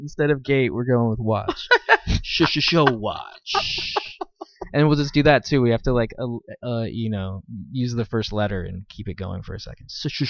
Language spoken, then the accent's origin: English; Philadelphia, Pennsylvania, United States; Yeah, I'm from Philly.